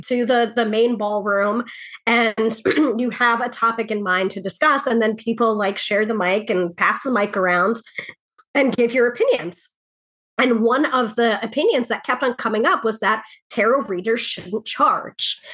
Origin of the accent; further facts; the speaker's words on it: New York, United States; the New Yorker